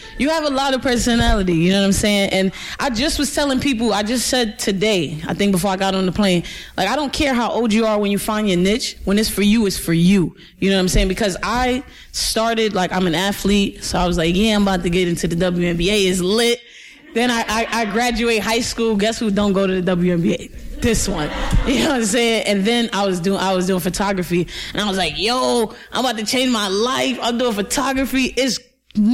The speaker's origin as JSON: {"language": "English", "town": "New York City", "region": "New York", "country": "United States", "said": "I'm from Brooklyn, New York"}